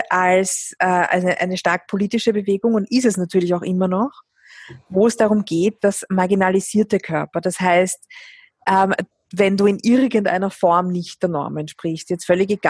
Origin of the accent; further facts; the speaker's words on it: Vienna, Austria; ich bin jahrelang durch Wien gelaufen, meine Heimatstadt